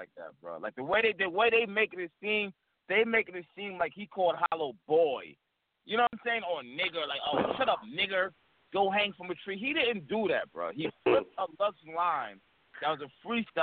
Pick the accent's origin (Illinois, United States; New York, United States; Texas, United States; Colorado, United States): New York, United States; I'm from Harlem, New York, where there's no white people